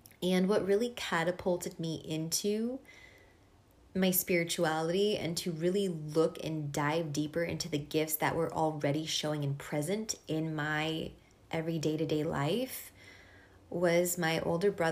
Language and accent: English; East Coast, United States; born or raised there; first language Hungarian; English is a second language; moved away as an adult; also born or lived in Boston / Hungarian household; now in San Francisco, United States